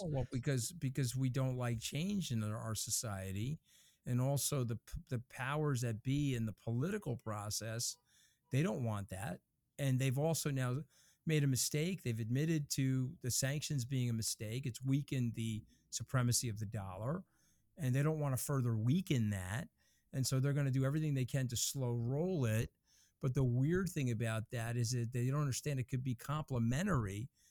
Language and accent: English; New York, United States; I'm a New Yorker